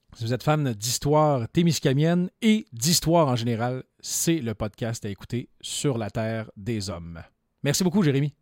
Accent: Lorrainville, Quebec, Canada; moved away as an adult; mon village natal

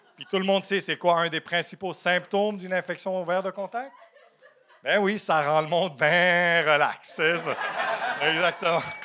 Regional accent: Montreal, Quebec, Canada; Je suis né à Ville-Saint-Laurent.

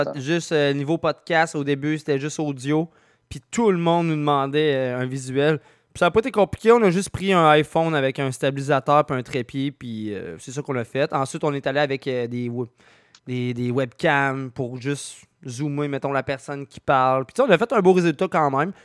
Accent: Quebec, Canada; je viens de Québec

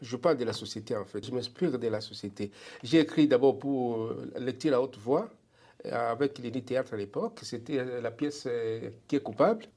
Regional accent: DR Congo; moved away as an adult; now in Alberta, Canada; Je suis parti de la République démocratique du Congo

